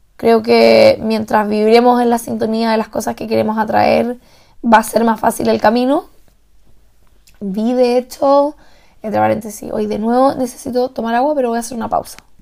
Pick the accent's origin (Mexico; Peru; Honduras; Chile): Chile; moved away as an adult; also born or lived in Santiago; now in Salzburg, Austria; yo soy la única chilena en más de 2.500 personas